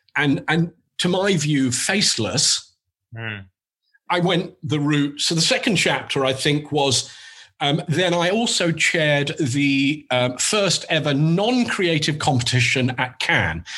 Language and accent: English; England, United Kingdom; accent: English; moved away as an adult; now in New York, United States